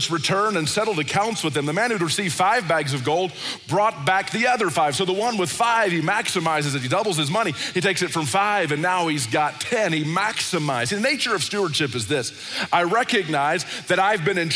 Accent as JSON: {"language": "English", "country": "United States", "tie": "born or raised there", "said": "I grew up in America"}